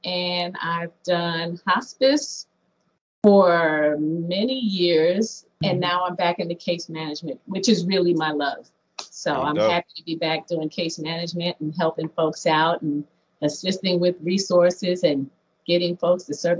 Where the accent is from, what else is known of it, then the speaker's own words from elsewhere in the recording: New Jersey, United States; now in Tallahassee, United States; I'm originally from New Jersey, but I've been in the South since 1994.